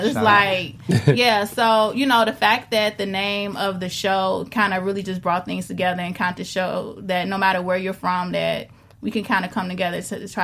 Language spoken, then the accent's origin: English; Chicago, Illinois, United States; being that I'm from Chicago